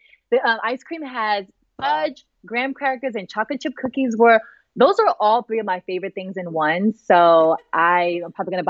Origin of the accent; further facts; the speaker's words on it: Sacramento, California, United States; also born or lived in Richmond, California; I'm from Northern California. Born in Richmond, California. Went to college and grew up in Sacramento.